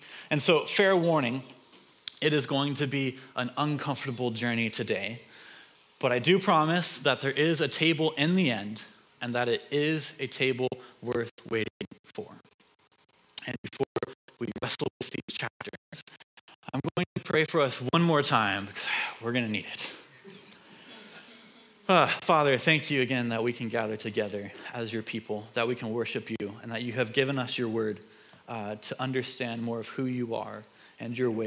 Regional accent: United States; moved away as an adult; also born or lived in Hungary; I grew up in Washington

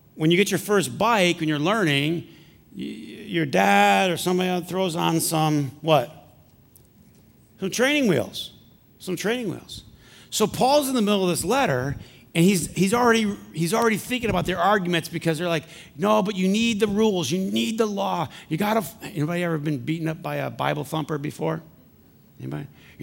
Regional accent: Flint, Michigan, United States; I'm from Flint.

